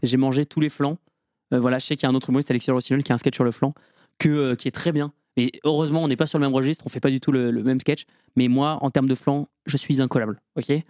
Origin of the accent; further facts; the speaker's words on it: Lorraine, Grand Est, France; moved away as an adult; also born or lived in Metz; now in Villejuif, France; J'habite à Villejuif et je viens de Lorraine